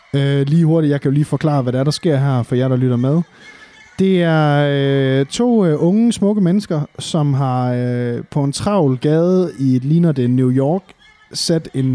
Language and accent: Danish; Varde, Southern Denmark, Denmark; moved away; jeg er jo nede fra Varde, sådan en rigtig bunderøvsted